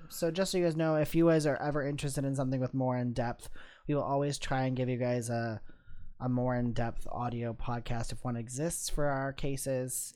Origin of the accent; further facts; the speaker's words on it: Midwest, United States; we're from the Midwest